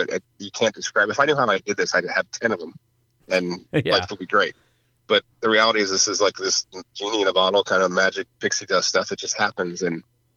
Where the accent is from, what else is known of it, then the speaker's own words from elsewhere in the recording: New Jersey, United States; moved away; I grew up in Jersey